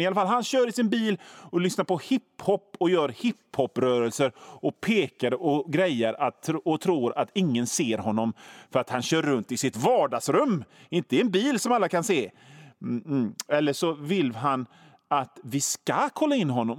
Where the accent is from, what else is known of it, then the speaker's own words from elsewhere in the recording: Gothenburg, Västra Götaland, Sweden; som göteborgare